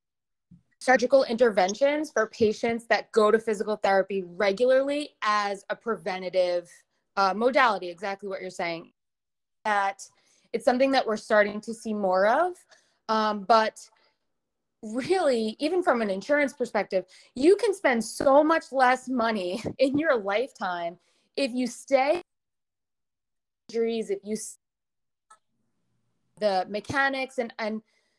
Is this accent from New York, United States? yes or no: yes; New York, United States; moved away as an adult; now in Connecticut, United States; I'm originally from New York, but I now live in the great state of Connecticut